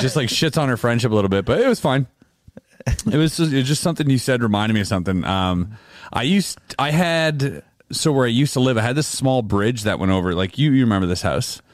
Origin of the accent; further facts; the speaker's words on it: Canada; We are Canadian